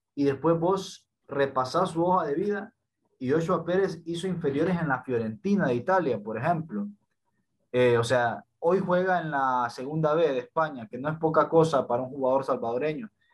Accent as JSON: {"language": "Spanish", "country": "Honduras", "said": "yo personalmente soy, soy hondureño"}